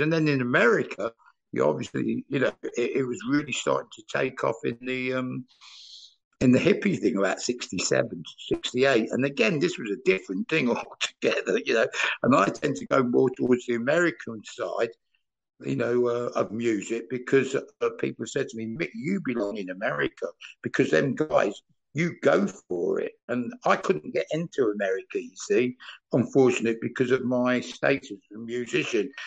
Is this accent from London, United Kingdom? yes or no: no; Leicester, East Midlands, United Kingdom; moved away as an adult; now in Germany; I'm from the Leicester side